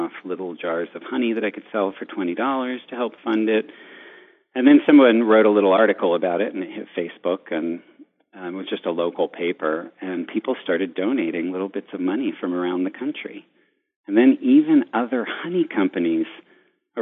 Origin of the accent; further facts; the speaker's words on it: New York, United States; being a New Yorker